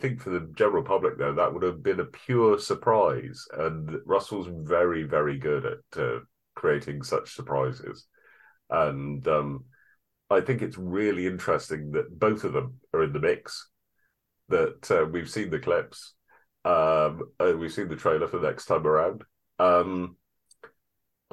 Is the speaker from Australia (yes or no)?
no; United Kingdom; as a British person